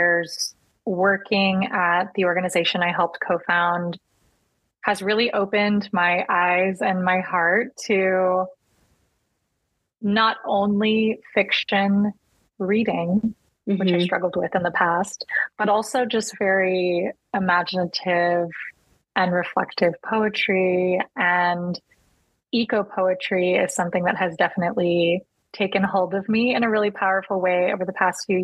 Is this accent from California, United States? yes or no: no; Texas, United States; I am Latina, number one. I'm a Texan